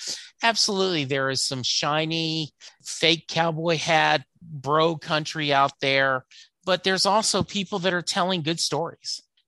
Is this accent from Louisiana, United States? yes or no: yes; Louisiana, United States; also born or lived in Kentucky; I was born in Louisiana. My dad was in the Army, so we moved around a lot. But by far, most of our time was either in Kentucky or Louisiana.